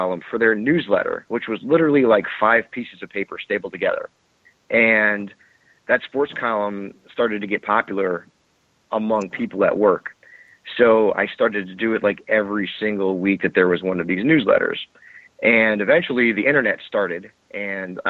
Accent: Connecticut, United States; moved away as an adult; also born or lived in Staten Island, New York; originally from Connecticut

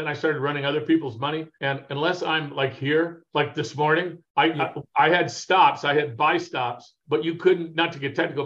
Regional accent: Arcadia, California, United States; I grew up right near Santa Anita Park.

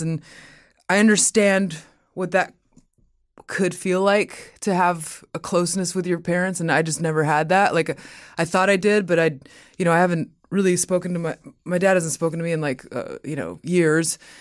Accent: Inland Empire, California, United States; also born or lived in Mexico; I was born in Mexico, and then when we moved to America, we, my family lived in the Inland Empire

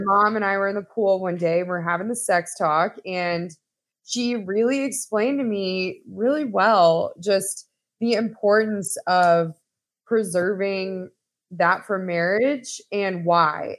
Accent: Texas, United States; moved away as an adult; I'm originally from Texas and found myself back here this past year after being gone for quite some time

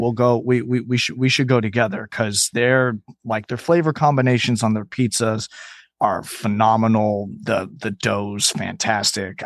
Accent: Houston, Texas, United States; also born or lived in Chicago, Illinois / New York City; I was raised in Logan Square, Chicago, until I was, like, nine years old, and then we moved to Houston, Texas

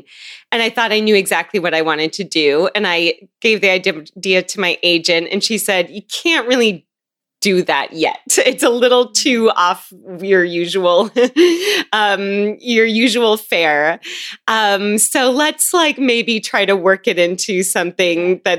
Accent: Seattle, Washington, United States; I grew up in Seattle

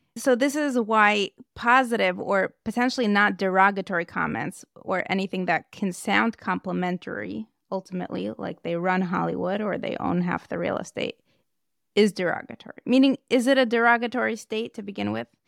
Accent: Moscow, Russia; moved away; I grew up in Moscow

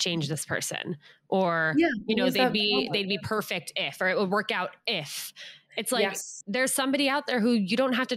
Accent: United States; I just grew up in a little town outside of New York City

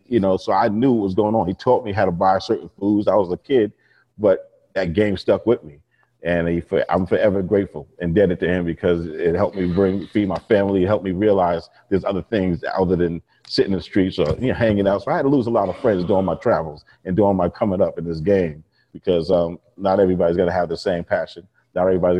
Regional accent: New York and Long Island, United States; I grew up and born and raised in New York and Long Island.

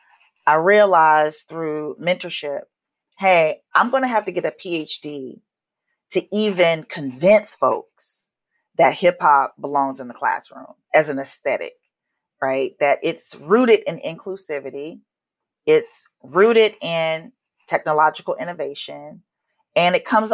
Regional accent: Atlanta, Georgia, United States; moved away as an adult; also born or lived in Los Angeles; growing up in Atlanta

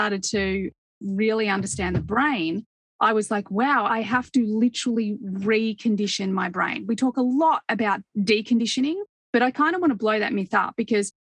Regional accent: Australia; when I grew up in Australia

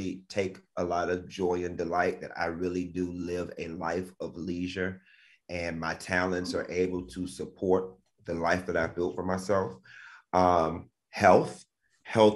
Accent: Miami, Florida, United States; I'm from Miami

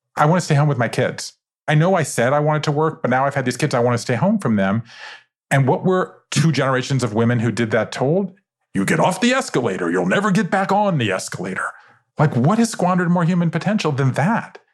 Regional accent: Savannah, Georgia, United States; I grew up in Savannah, Georgia, five generations of Jews in the South

